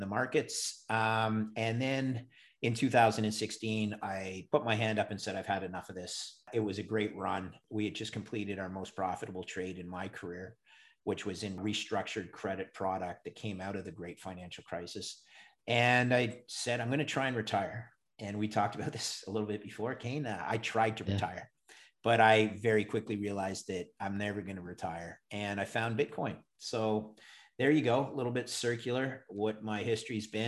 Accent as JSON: {"language": "English", "town": "Montreal", "region": "Quebec", "country": "Canada", "tie": "born or raised there", "said": "I'm a Canadian. I grew up in Montreal"}